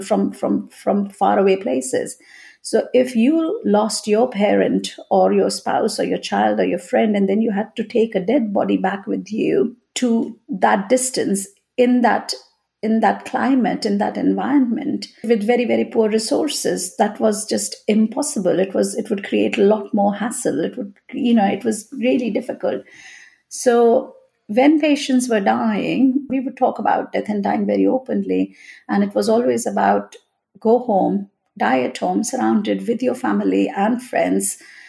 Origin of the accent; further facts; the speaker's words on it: India; moved away as an adult; now in Leeds, United Kingdom; my childhood, my growing up in India